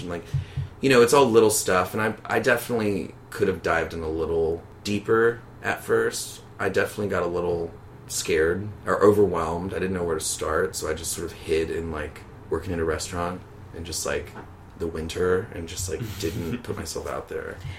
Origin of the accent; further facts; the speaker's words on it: Baton Rouge, Louisiana, United States; moved away as an adult; also born or lived in New Orleans; now in New York, United States; I'm from Baton Rouge, Louisiana, and I've been living in New York for about three years